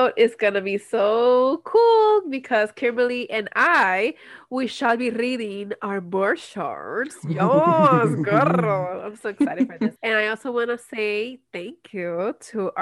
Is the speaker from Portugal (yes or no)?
no; Puerto Rico; I'm from Puerto Rico